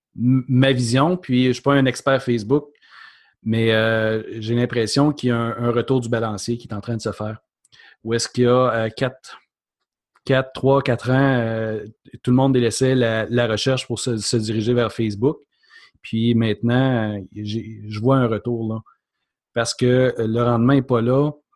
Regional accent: Mont-Laurier, Quebec, Canada; now in Quebec City, Canada; Je suis pas originaire de Québec, je suis euh, de la région de Mont-Laurier. j'ai migré

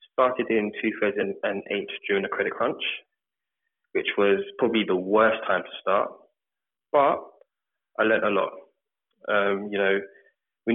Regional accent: London, United Kingdom; also born or lived in Birmingham; I grew up in North London, Edmonton.

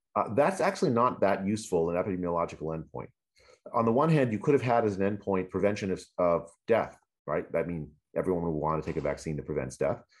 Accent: United States; as an American

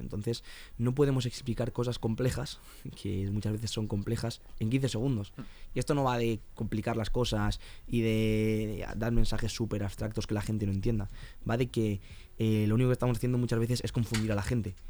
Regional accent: Alicante, Valencian Community, Spain; now in Madrid, Spain; yo soy de Alicante

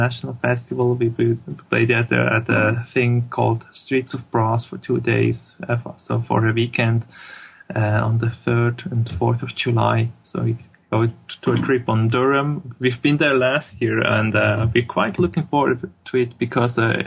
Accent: Swiss German part of Switzerland, German-speaking Switzerland, Switzerland; first language German; English is a second language; we're all from the Swiss, the Swiss German part of Switzerland, so we all talk actually German.

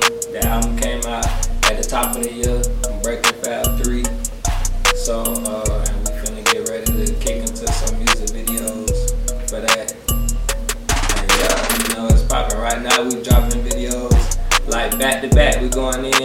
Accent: Lake Wales, Florida, United States; also born or lived in Winter Haven, Florida; I'm from Lake Wells, Polk County

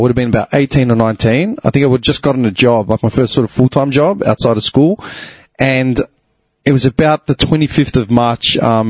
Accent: Clayton, Victoria, Australia; I grew up in Clayton.

